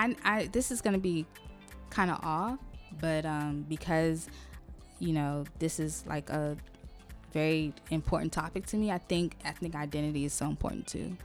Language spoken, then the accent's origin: English; Haiti; I'm from Haiti, Cameroon as well.